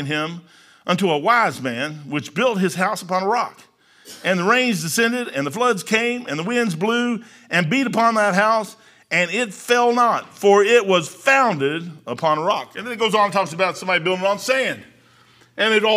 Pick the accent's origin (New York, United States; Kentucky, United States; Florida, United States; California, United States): Kentucky, United States; I'm from Kentucky